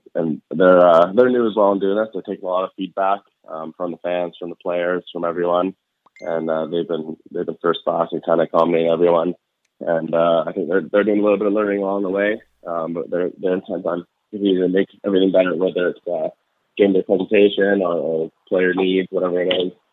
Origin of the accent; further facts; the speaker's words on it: Vancouver, British Columbia, Canada; moved away as an adult; also born or lived in Buffalo; pretty surreal being in, in the hometown